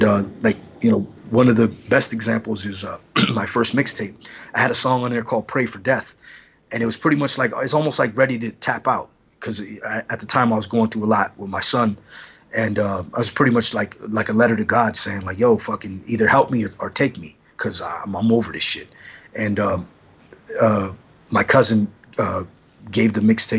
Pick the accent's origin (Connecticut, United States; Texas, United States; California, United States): California, United States; Los Angeles; I'm from Los Angeles